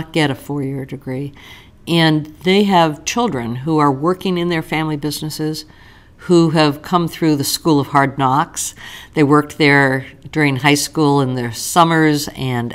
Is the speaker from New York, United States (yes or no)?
yes; New York, United States; now in Central Ohio, United States; I grew up in New York. People are a little different in New York